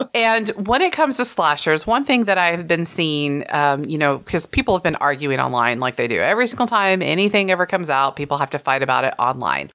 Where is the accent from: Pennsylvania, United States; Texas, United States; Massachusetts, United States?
Texas, United States; I'm Texan